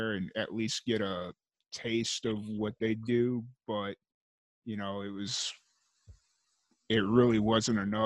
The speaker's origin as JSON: {"language": "English", "town": "Chicago", "region": "Illinois", "country": "United States", "tie": "born or raised there", "moved": "as an adult", "said": "growing up in Chicago"}